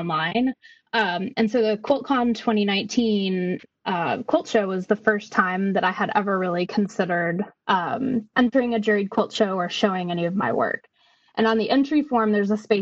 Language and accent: English; Kentucky, United States; I'm a quilter from Kentucky